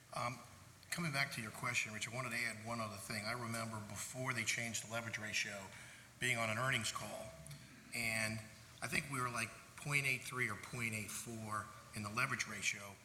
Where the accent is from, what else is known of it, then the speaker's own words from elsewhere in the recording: New York City, New York, United States; I am from Brooklyn